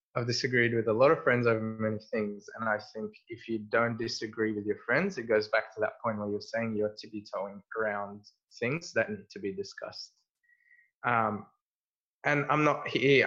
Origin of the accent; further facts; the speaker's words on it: Egypt; moved away; we grew up in Egypt.